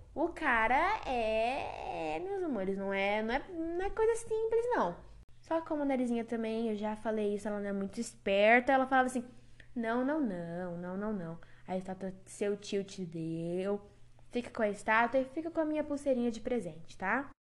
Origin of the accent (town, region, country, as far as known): Brazil